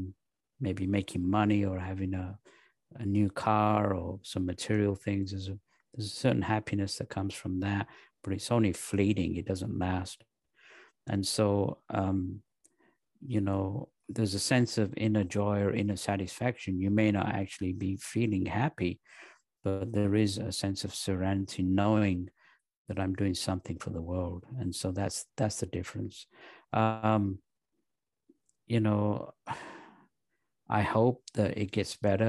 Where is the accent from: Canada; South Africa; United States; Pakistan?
Pakistan; I was born in Pakistan